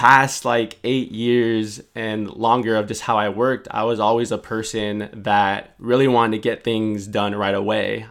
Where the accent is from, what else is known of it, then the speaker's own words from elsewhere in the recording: San Francisco, California, United States; me growing up in San Francisco